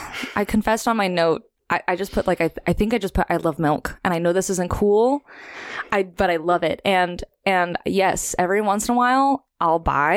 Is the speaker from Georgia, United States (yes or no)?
no; California, United States; now in Santa Barbara, United States; I grew up in the Valley, San Fernando Valley, outside of LA. I moved to Santa Barbara in 2011 as a little freshman at UCSB.